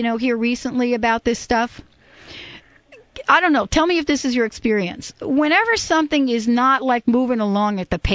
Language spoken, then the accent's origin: English; New York, United States; I'm from New York